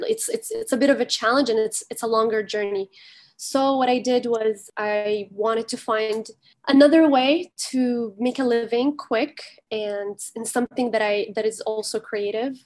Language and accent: English; Kuwait; now in Canada; I was born and raised in Kuwait